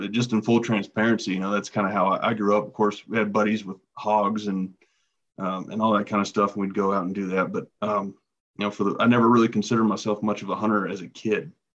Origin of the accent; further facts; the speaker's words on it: Jacksonville, Florida, United States; now in Wyoming, United States; Originally from Jacksonville, Florida. Come from a family of huge bass fishermen